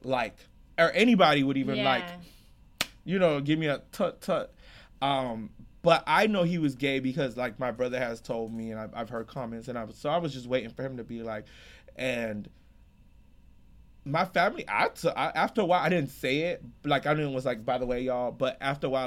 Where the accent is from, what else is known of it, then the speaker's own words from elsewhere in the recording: United States; I grew up in America